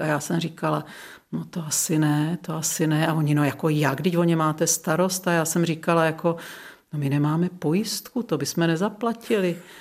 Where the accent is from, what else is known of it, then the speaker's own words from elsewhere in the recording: Czechia; now in Lázně Bělohrad, Czech Republic; Já jsem vyrostla na Šumavě